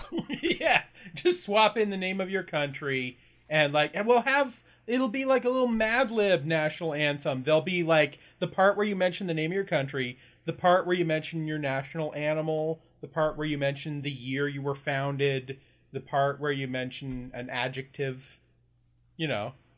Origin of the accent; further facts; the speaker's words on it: Canada; being Canadian, we gotta be bilingual